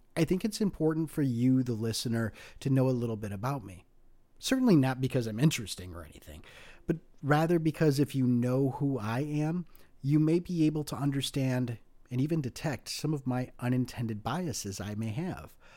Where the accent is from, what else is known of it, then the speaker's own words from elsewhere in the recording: United States; as an American of Greek descent